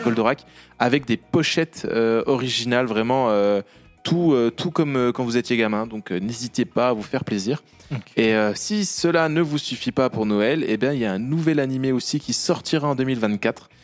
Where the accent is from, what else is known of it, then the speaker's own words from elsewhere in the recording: Bourgogne-Franche-Comté, France; accent: franc-comtois; mon accent franc-comtois